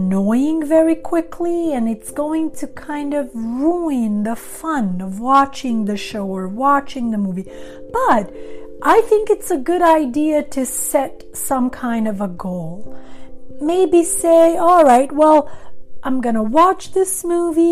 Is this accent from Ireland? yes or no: no; Sweden; English is a second language; moved away as an adult; also born or lived in Montenegro; now in Los Angeles, United States; I come from Montenegro originally, right? And so I was born in Montenegro. I am Albanian by nationality. I grew up in Sweden, but I have lived in Los Angeles for many, many years.